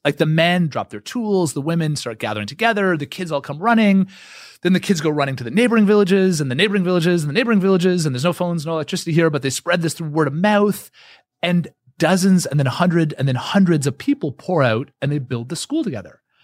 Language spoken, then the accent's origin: English; Canada; I'm Canadian.